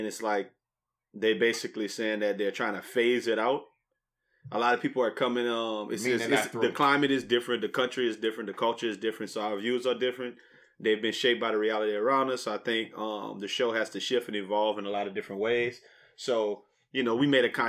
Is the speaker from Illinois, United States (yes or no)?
yes; Chicago, Illinois, United States; moved away; being born and raised in Chicago